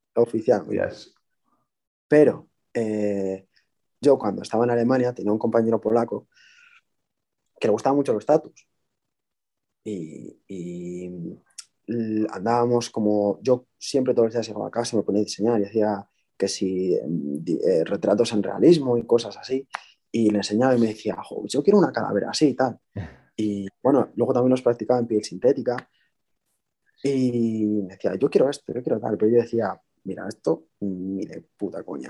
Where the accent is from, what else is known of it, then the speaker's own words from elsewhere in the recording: Bilbao, Basque Country, Spain; soy un chico de Bilbao, de 28 años